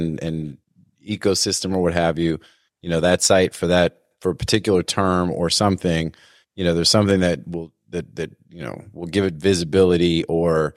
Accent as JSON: {"language": "English", "region": "Northeast", "country": "United States", "tie": "born or raised there", "said": "I grew up in the Northeast"}